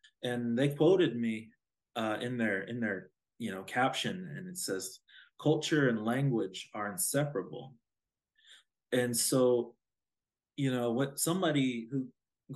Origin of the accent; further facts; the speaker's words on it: Osage Nation, Oklahoma, United States; I'm an Osage